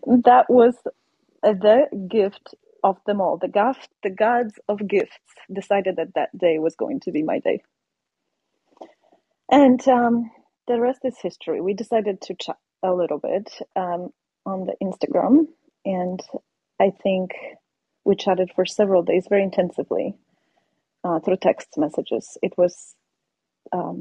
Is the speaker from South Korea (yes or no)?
no; Poland; English is a second language; moved away as an adult; now in United States; I am from Poland, born and raised in Poland